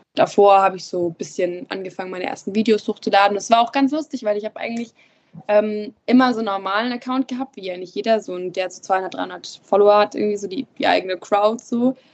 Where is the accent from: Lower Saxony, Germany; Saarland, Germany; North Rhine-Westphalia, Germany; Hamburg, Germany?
Lower Saxony, Germany; Emden; also born or lived in Wittmund; ich bin hier nicht geboren, ich bin in Emden geboren